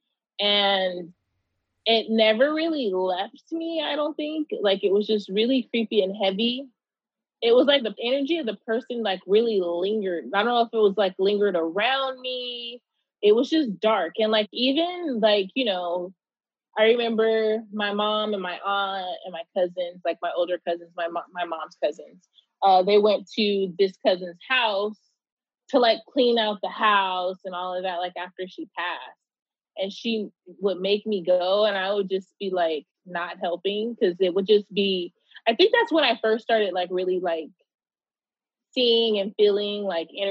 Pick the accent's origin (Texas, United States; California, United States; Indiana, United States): California, United States; Pomona; I grew up in Pomona, California.